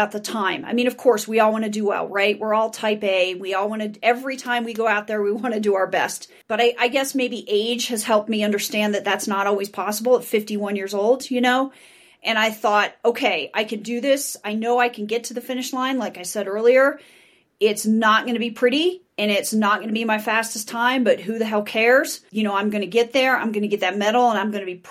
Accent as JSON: {"language": "English", "town": "Boca Raton", "region": "Florida", "country": "United States", "tie": "born or raised there", "moved": "yes", "lives_now": "Denver, United States", "said": "I grew up in Boca Raton, Florida, born and raised in Florida. I'm one of those rare native Floridians"}